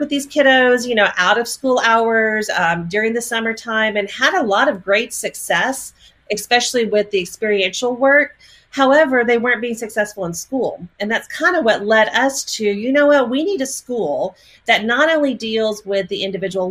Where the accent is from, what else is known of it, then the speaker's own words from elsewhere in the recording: Texas, United States; moved away as an adult; now in Oklahoma, United States; born and raised in Texas. And yes, I know I live in Oklahoma